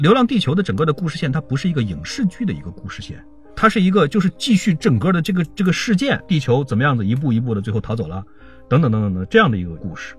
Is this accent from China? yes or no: yes; China; 我们中国人